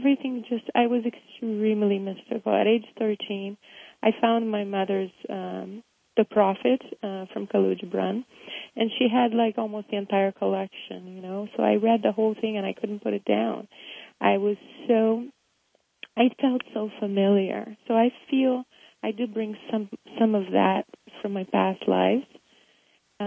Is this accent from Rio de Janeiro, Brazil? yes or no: yes; Rio de Janeiro, Brazil; moved away; me growing up in Brazil